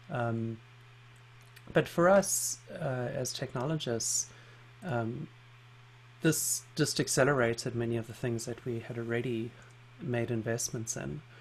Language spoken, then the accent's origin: English; South Africa; also born or lived in London; because I grew up in South Africa and spent some time living in London